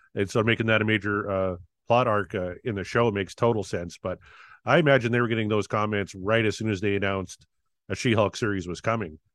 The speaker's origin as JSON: {"language": "English", "town": "Weyburn", "region": "Saskatchewan", "country": "Canada", "tie": "born or raised there", "said": "my hometown here of Weyburn, Saskatchewan"}